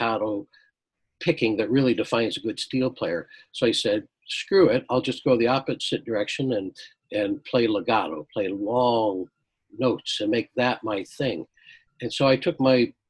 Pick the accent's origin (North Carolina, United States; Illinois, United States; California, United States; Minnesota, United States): Illinois, United States; Chicago; moved away as an adult; also born or lived in Oxford, Mississippi / Toronto; now in Kitchener, Canada; I'm a Chicago boy. I was living in Mississippi at the time.